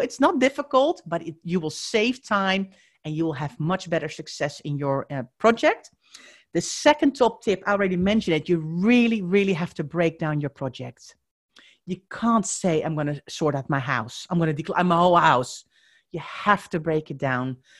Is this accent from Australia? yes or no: no; Netherlands; accent: Dutch; moved away; if you are wondering where my accent is from, I am Dutch